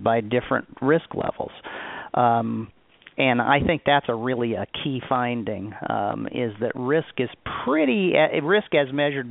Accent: Omaha, Nebraska, United States; I grew up in Omaha, Nebraska

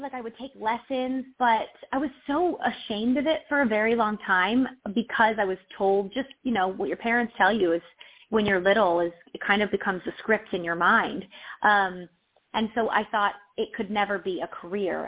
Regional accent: Delaware, United States; I'm from, I'm from, I grew up in Delaware

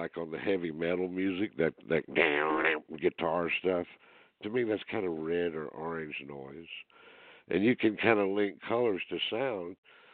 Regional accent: Greenville, South Carolina, United States; I grew up in South Carolina, Greenville, South Carolina

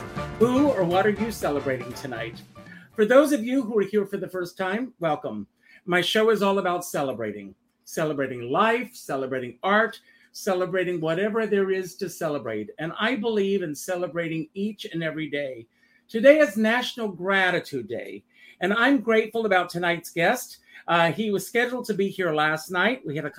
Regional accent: Conway, South Carolina, United States; moved away; I grew up in a small town in South Carolina, Conway, South Carolina. I grew up, my grandfather was very involved in the Methodist Church.

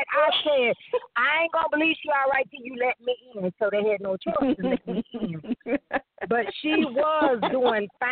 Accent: Troutman, North Carolina, United States; also born or lived in Statesville, North Carolina; I was born and raised in Troutman

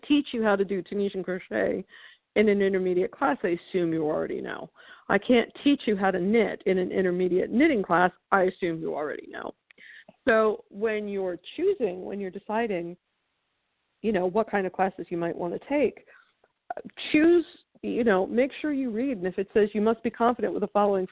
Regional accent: New York, United States; Being a New Yorker

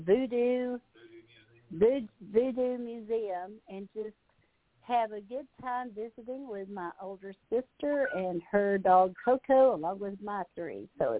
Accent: Houston, Texas, United States; accent: Texas; also born or lived in Monroe, Louisiana; I'm Texan. I wasn't born and raised, but I was from Monroe, Louisiana until I was 10. Then we moved to Houston, Texas

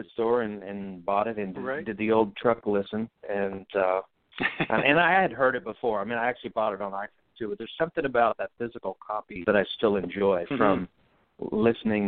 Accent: Bracebridge, Ontario, Canada; my hometown is Bracebridge, Ontario

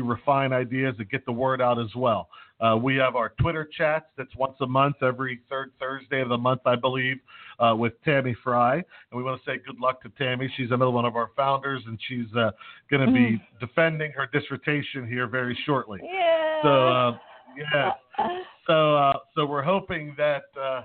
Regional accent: Pittsburgh, Pennsylvania, United States; I'm from Pittsburgh

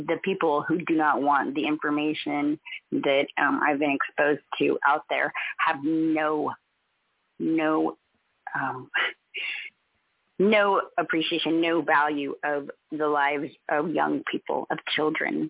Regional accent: California, United States; now in Lahaina, United States; being born and raised in California

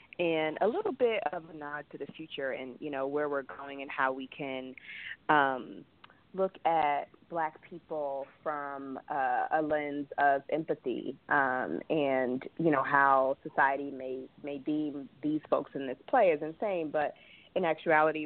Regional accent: New York area, United States; I'm actually from the New York area

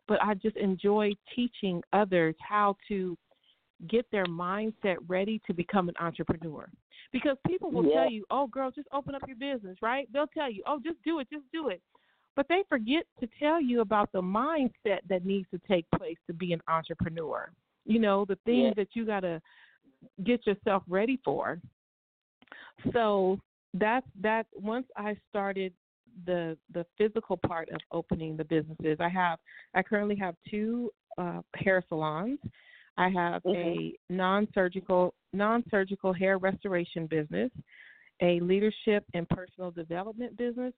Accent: Bakersfield, California, United States; also born or lived in Pasadena, California / Inland Empire, California; I was born in Pasadena, California, raised in Bakersfield, and moved back out to the IE area back early in the, I think 1993. But I'm a Southern California girl, born and raised.

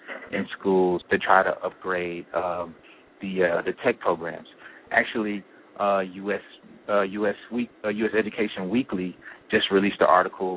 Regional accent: Tennessee, United States; moved away as an adult; now in Los Angeles, United States; I'm originally from Tennessee

